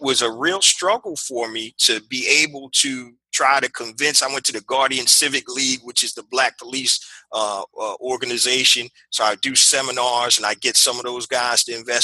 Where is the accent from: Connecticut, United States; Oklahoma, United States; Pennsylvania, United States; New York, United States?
Pennsylvania, United States; Philadelphia; I'm from Philadelphia, PA